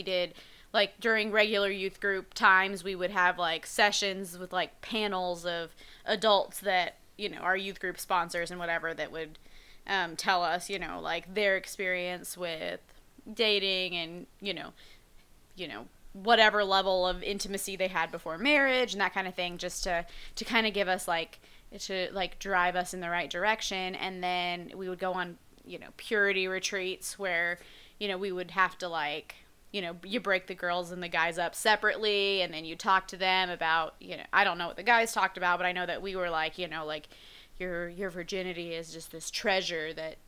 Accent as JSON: {"language": "English", "region": "Oklahoma", "country": "United States", "tie": "born or raised there", "said": "I'm from Oklahoma, about an hour from your hometown"}